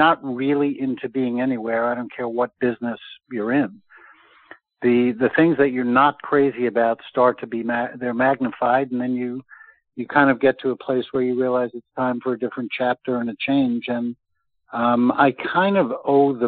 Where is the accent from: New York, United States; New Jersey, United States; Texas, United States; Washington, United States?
New York, United States; moved away as an adult; also born or lived in Los Angeles / Charlotte; Growing up in New York